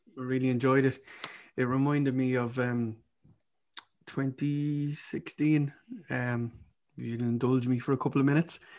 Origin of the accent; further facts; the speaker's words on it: Ireland; now in Birmingham, United Kingdom; I'm Irish